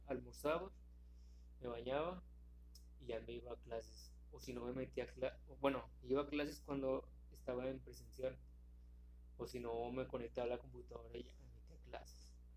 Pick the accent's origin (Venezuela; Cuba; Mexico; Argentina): Mexico; Monterrey, Nuevo León; nosotros somos de aquí de Monterrey